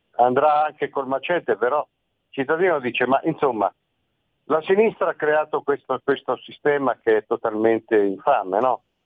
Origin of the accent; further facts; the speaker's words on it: Marche, Italy; now in Milan, Italy; io sono marchigiano